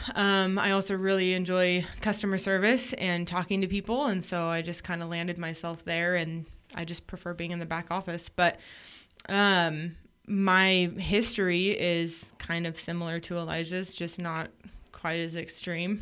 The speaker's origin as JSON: {"language": "English", "area": "Portland area", "region": "Oregon coast", "country": "United States", "tie": "born or raised there", "moved": "yes", "lives_now": "Idaho, United States", "said": "born on the Oregon coast"}